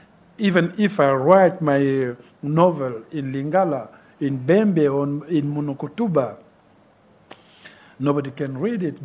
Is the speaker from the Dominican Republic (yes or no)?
no; Republic of the Congo; English is a second language; moved away; also born or lived in France